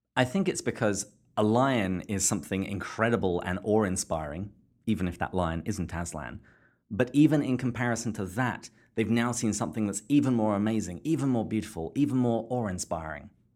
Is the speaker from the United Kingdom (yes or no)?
yes; England, United Kingdom; I was growing up in England